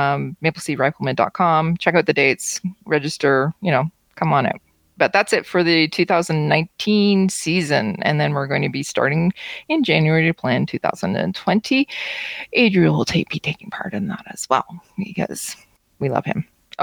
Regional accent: Kingston, Ontario, Canada; Frontenac Rifle Pistol Club, which is my hometown, and I'm going to be there in Kingston, Ontario

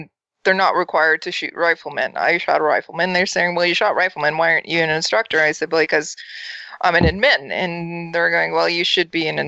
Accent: Canada

